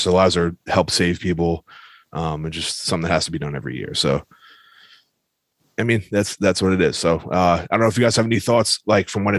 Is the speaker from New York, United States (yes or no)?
yes; New York, United States; we're from New York